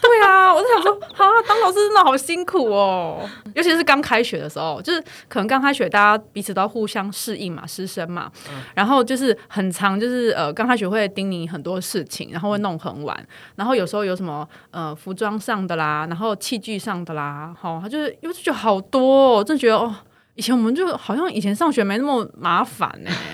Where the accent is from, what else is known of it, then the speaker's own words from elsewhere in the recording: Tainan, Taiwan; moved away as an adult; now in Taipei, Taiwan; 我台南人，台南人嘛